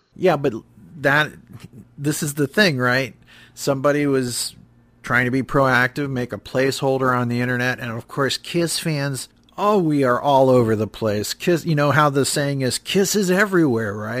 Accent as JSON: {"language": "English", "town": "Cleveland", "region": "Ohio", "country": "United States", "tie": "born or raised there", "said": "I grew up in the Cleveland area"}